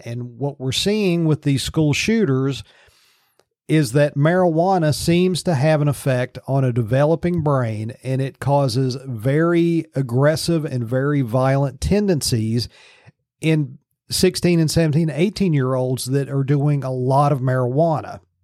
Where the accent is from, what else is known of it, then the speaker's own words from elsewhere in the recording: Virginia, United States; now in Pennsylvania, United States; My home state of Virginia